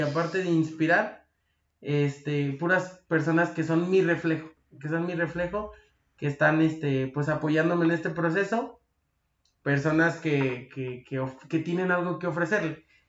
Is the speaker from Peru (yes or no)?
no; Mexico; yo, como mexicano, debo quedarme en México